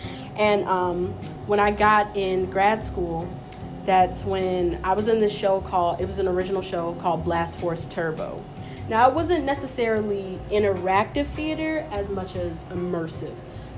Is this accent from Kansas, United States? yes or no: no; Miami, Florida, United States; I'm from Miami, Florida.